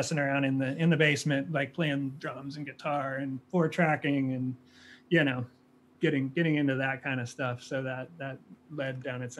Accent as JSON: {"language": "English", "town": "Pasadena", "region": "California", "country": "United States", "tie": "born or raised there", "moved": "yes", "said": "Initially from California in Pasadena, up in Eaton Canyon, right at the base of Mount Wilson in the the Angeles National Forest"}